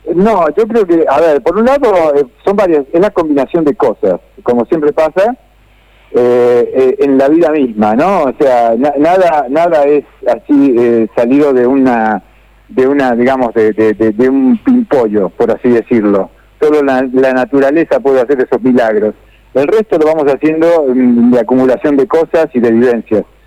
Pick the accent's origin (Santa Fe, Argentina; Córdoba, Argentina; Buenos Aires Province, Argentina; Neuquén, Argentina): Santa Fe, Argentina; Rosario; moved away as an adult; also born or lived in Buenos Aires / Spain; now in Barcelona, Spain; nací en Rosario, eh, como el Leo, el Lionel